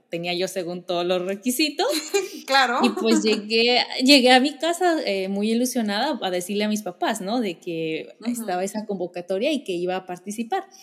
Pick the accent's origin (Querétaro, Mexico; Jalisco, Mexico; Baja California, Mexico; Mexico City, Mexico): Jalisco, Mexico; Guadalajara; yo soy de Guadalajara y estudié en la Universidad de Guadalajara